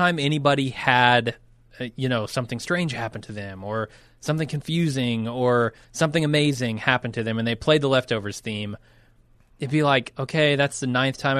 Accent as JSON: {"language": "English", "country": "United States", "said": "as an American."}